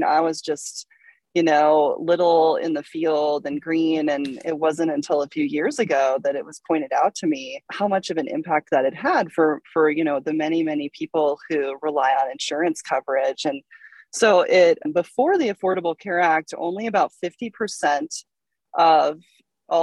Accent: Salt Lake City, Utah, United States; moved away; I'm from Salt Lake City

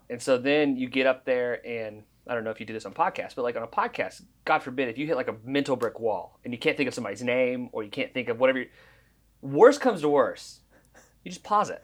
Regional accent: Oklahoma, United States; growing up in Oklahoma

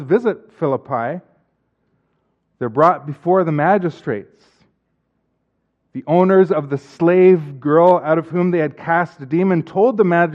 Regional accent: Canada; as Canadian citizens

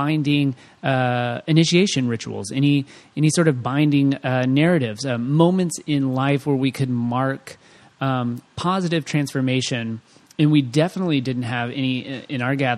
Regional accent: Waco, Texas, United States; I'm from Waco, David Koresh

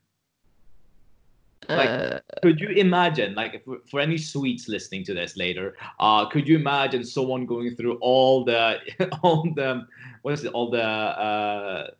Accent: United States; I'm as an American

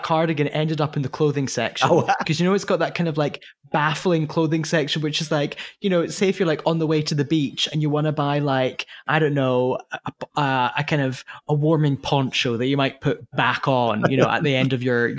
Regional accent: United Kingdom; moved away; particularly being British

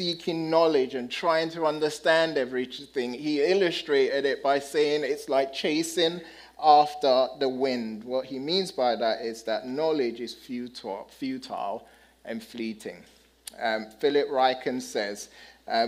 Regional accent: United Kingdom; moved away; I'm the British guy

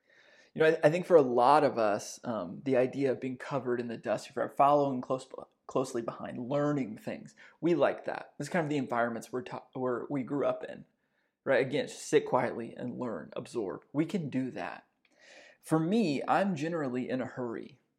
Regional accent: Texas, United States; I grew up Southern Baptist in Northeast Texas.

